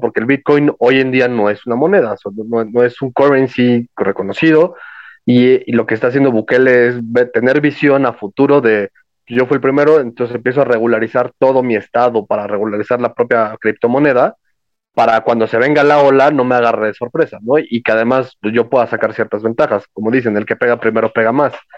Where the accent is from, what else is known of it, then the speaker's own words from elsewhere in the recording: Mexico; soy mexicano